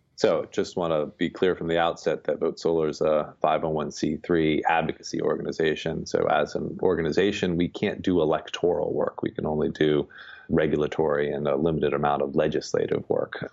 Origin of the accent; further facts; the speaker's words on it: Miami, Florida, United States; moved away; I grew up in Miami